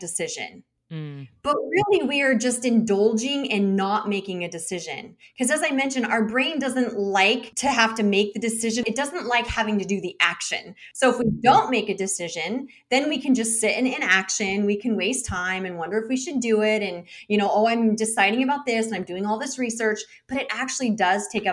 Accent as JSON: {"language": "English", "country": "United States", "said": "as an American"}